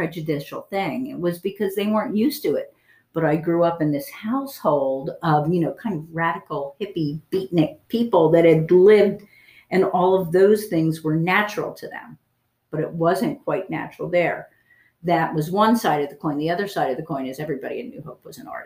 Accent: New Hope, Pennsylvania, United States; I grew up in New Hope

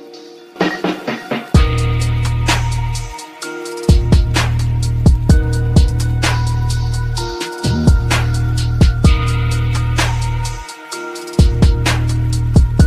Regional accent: St. Louis, Missouri, United States; That's where the Arch is, and that's where Kristen and I were born

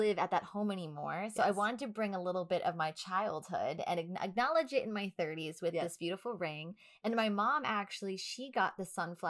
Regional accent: Long Island, New York, United States; We're from Long Island

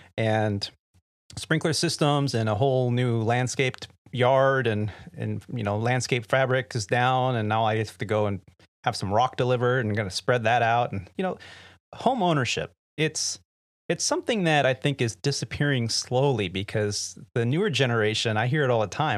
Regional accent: California, United States; Yeah, sorry. We're from California. So, 62 degrees, and my family's all wearing hoodies and beanies.

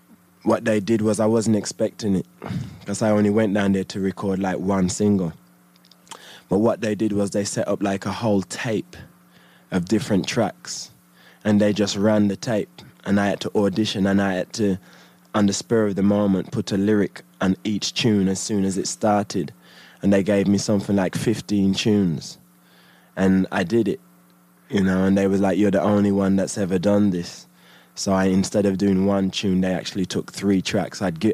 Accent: United Kingdom; And then when I got my record deal as a British MC

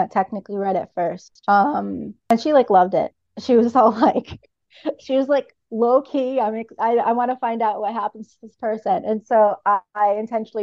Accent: United States; I'm American

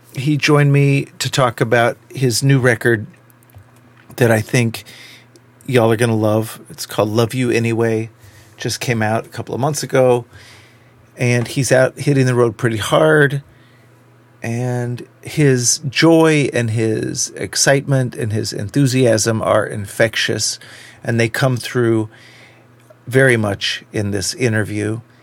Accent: Dallas, Texas, United States; I grew up in Dallas

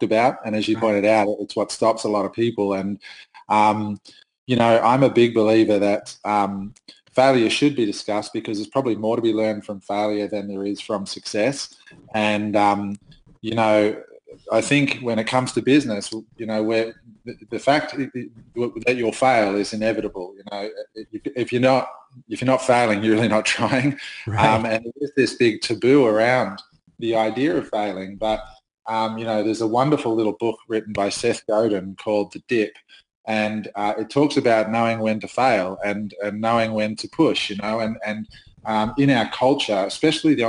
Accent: Australia; I'm Australian.

